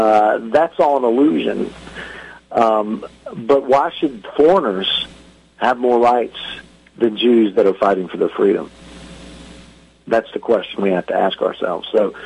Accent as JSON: {"language": "English", "country": "United States", "moved": "as an adult", "lives_now": "Israel", "said": "As an American that's lived in another country for 9 years"}